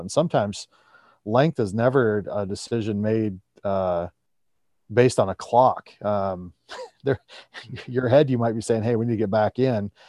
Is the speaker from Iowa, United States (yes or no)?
yes; Iowa, United States; my home state of Iowa